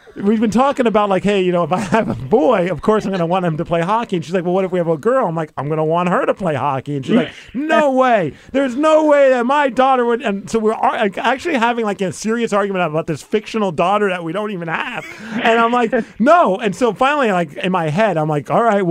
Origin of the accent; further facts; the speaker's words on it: New York, United States; my New York roots